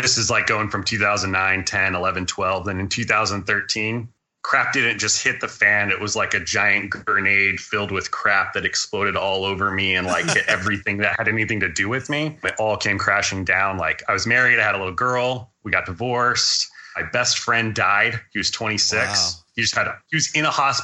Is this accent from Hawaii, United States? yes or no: yes; Hawaii, United States; moved away as an adult; I was growing up in Hawaii, and I was living there from about 2000 to about 2006